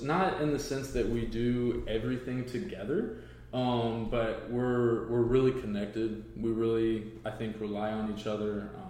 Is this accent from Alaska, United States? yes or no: no; Evansville, Indiana, United States; moved away as an adult; now in Fort Wayne, United States; Indiana. My wife and I have been up here in Fort Wayne since 2016. We really like it. I'm originally from the Evansville area, so the very bottom of the state, about 5 hours south of here.